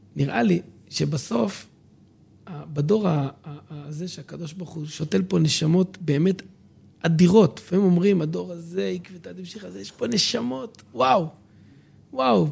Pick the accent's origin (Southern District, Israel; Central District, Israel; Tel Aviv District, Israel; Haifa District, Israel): Southern District, Israel; Dimona; born or raised there; also born or lived in Jerusalem